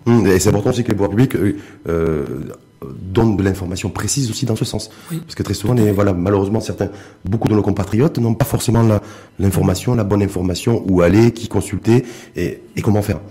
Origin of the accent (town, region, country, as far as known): Morocco